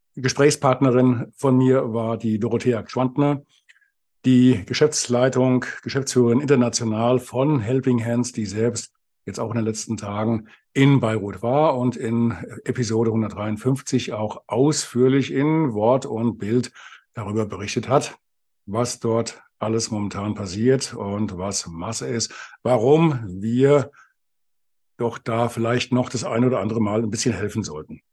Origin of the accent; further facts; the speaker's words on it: Spessart and Vogelsberg, Hesse, Germany; wie es hier bei uns im Spessart und im Vogelsberg sich so gehört